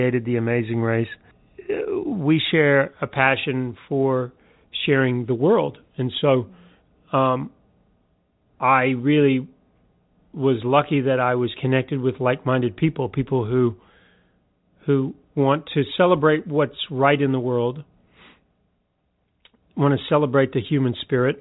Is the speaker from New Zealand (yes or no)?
yes; New Zealand; moved away; I'm a Kiwi